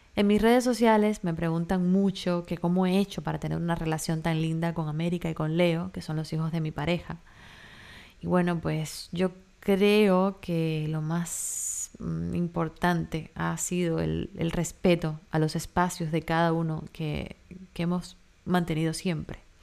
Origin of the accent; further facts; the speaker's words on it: Cuba; now in Miami, United States; mi país, en Cuba